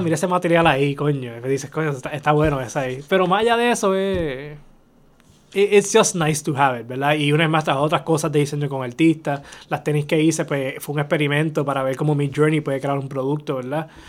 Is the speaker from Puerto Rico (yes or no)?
yes; Bayamón, Puerto Rico; ahí en Bayamón, en las calles, yo soy Santa Juanita desde pequeño. Yo caminaba por esa área.